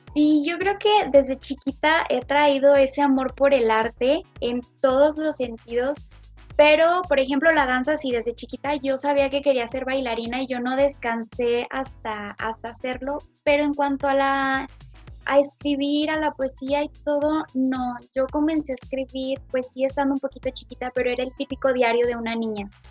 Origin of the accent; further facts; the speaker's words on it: Fresnillo, Zacatecas, Mexico; soy de Fresnillo, Zacatecas